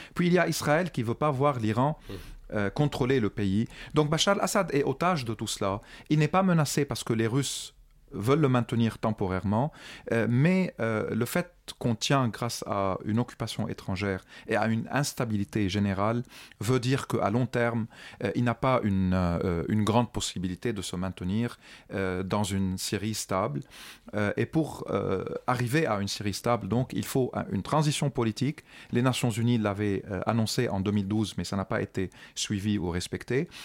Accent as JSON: {"language": "French", "country": "Lebanon", "tie": "born or raised there", "also_born_or_lived": "France", "moved": "as an adult", "said": "en tant que Libanais, moi j'ai vécu 29 ans au Liban sous l'occupation du régime syrien"}